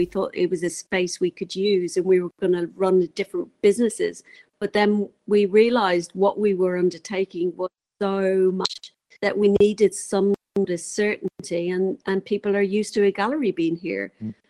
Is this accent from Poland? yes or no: no; England, United Kingdom; now in New Zealand; Originally 15 years ago when I moved over from England, we bought a camper van and started traveling around, it took 4 months to do that.